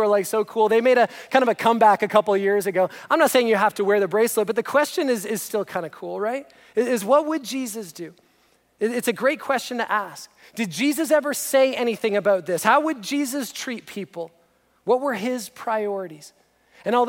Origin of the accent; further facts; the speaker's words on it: just outside of Toronto, Ontario, Canada; we grew up just outside of Toronto